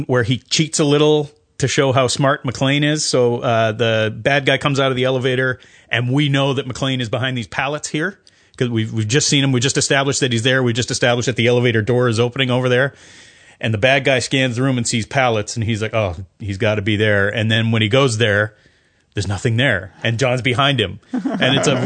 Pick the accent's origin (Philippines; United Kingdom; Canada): Canada; also born or lived in United States; now in New Zealand; I'm Canadian, so I always refer to Americans in the, you know, in the third person. But I feel very American. I've lived there for a lot of my life.